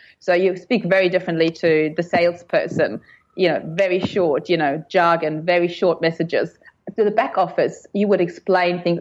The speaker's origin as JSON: {"language": "English", "country": "Germany", "tie": "born or raised there", "also_born_or_lived": "London", "moved": "as an adult", "lives_now": "Sydney, Australia", "said": "I grew up in Germany with an Italian dad"}